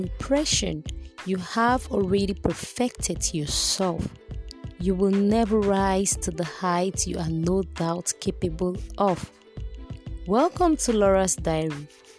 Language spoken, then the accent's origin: English; Cameroon; born and raised in Cameroon